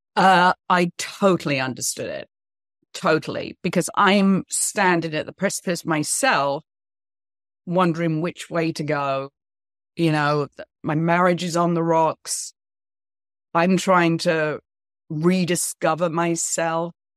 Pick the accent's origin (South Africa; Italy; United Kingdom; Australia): United Kingdom; moved away as an adult; also born or lived in New York / Los Angeles; now in United States; I'm British